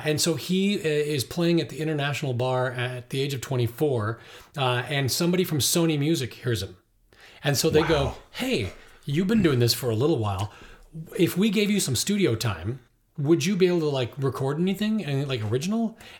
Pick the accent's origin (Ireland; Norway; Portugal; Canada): Ireland; I'm Irish, and I really love traditional Irish music.